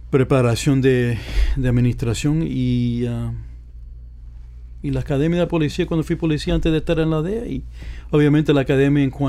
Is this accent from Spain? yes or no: no; Puerto Rico; Hasta la muerte.